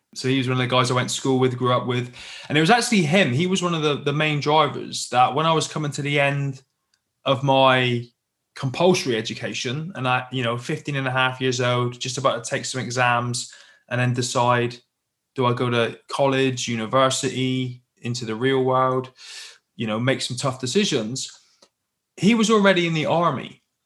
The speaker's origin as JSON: {"language": "English", "town": "Plymouth", "region": "South West England", "country": "United Kingdom", "tie": "born or raised there", "said": "I grew up in the UK, as you can probably tell by my accent, down in the southwest in a little city called Plymouth just down on the coast"}